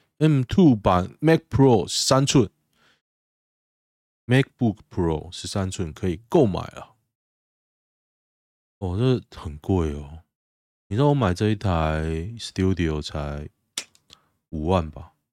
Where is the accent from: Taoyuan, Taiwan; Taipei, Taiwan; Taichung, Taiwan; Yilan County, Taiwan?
Taoyuan, Taiwan; 像我老家在桃园市区一个老家，我爸妈住那边，我姐住那边，环境越来越糟